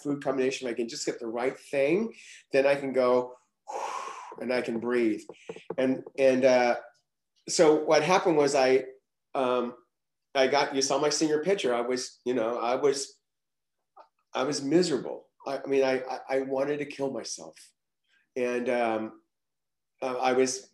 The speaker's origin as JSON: {"language": "English", "town": "Los Angeles", "region": "California", "country": "United States", "tie": "born or raised there", "also_born_or_lived": "Oklahoma", "accent": "Okie", "said": "I was born in Oklahoma, but I was shipped to California when I was age four because my family was going through a divorce, my parents were going through a divorce. So I wound up in Los Angeles, Southern California"}